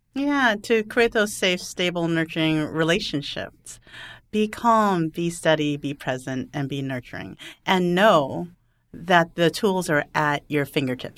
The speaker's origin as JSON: {"language": "English", "region": "California", "country": "United States", "said": "I'm a Californian"}